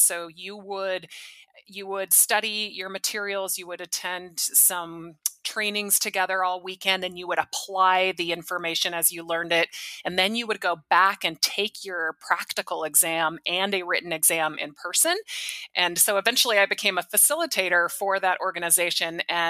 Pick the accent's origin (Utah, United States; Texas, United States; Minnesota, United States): Utah, United States; Provo; moved away; I grew up in Provo, Utah, and I'm one of 10 children.